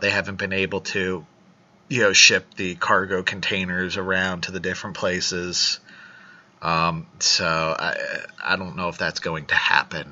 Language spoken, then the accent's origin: English; United States; being an American